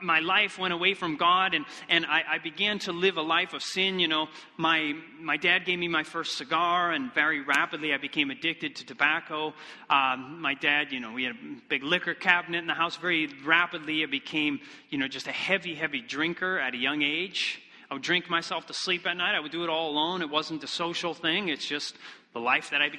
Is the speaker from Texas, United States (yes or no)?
no; Michigan, United States; moved away; also born or lived in Iceland; I come from Michigan originally